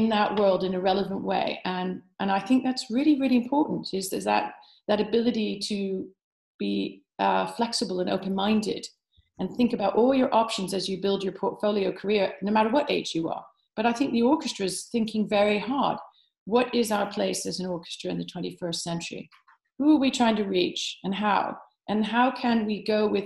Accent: United States; now in United Kingdom; being American born

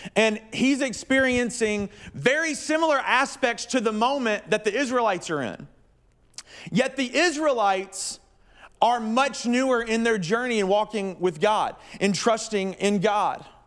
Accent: the South, United States; moved away; I'm from the South

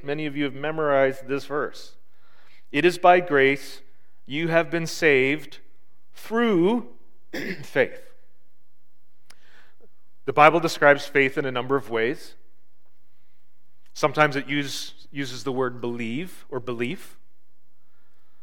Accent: Marathon, Ontario, Canada; When I grew up in Marathon, kitty corner, almost right across from our house, was a street, a crescent.

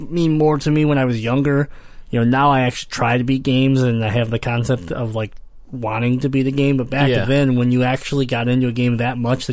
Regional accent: Michigan, United States; I'm from Michigan

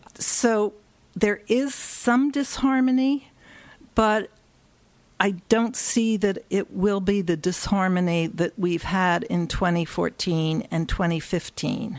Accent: Philadelphia, Pennsylvania, United States; moved away; I grew up in Philadelphia.

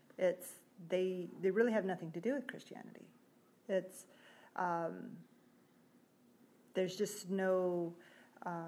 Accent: Wind River Indian Reservation, Wyoming, United States; I grew up in Wind River Indian Reservation, Wyoming

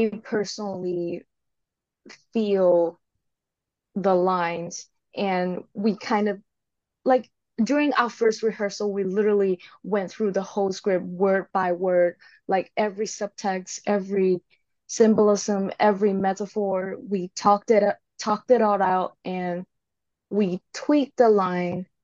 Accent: Hong Kong; moved away as an adult; now in Seattle, United States; I am originally from Hong Kong.

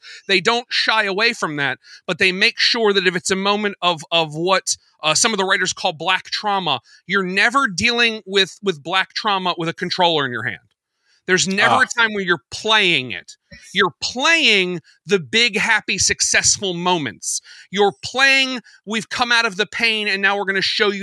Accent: United States; as an American

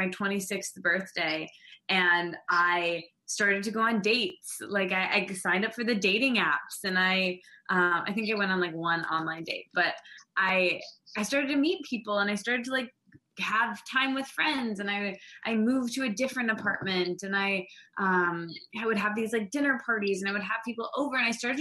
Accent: East Lansing, Michigan, United States; moved away as an adult; also born or lived in Detroit, United States; now in New York, United States; So I'm from East Lansing. It's like a really small town

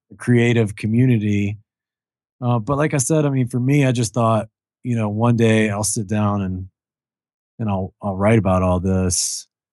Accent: Kentucky, United States; I grew up in Kentucky

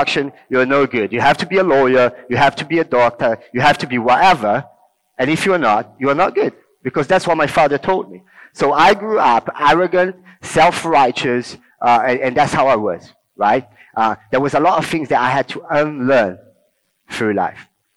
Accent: Rio de Janeiro, Brazil; English is a second language; now in England; I grew up in Rio, in Brazil

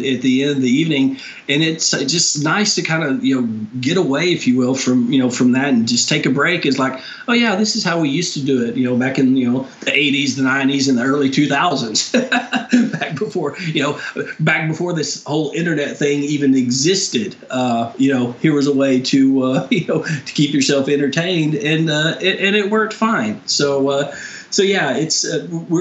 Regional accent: Texas, United States; growing up in Texas

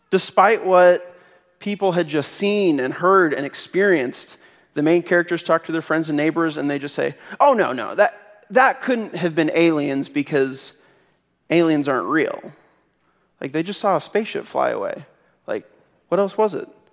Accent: Missouri, United States; I'm from Missouri

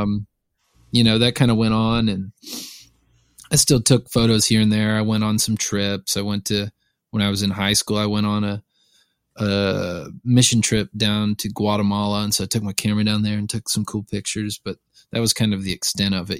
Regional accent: Lawrenceville, Georgia, United States; moved away as an adult; now in Nashville, United States; I was born a little outside of Atlanta, just northeast of Atlanta, a town called Lawrenceville. Um, I would, I was there, I was born there, and I was there until I was eighteen years old.

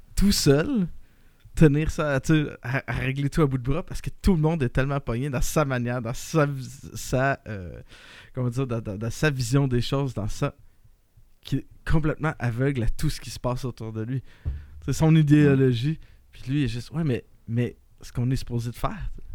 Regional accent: Quebec, Canada; on a beaucoup d'expérience en tant que Québécois à jouer avec des glaçons de même

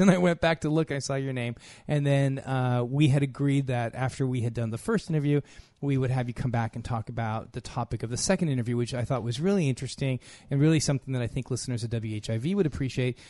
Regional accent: United States; I'm from the U S, so I'm not from Morocco

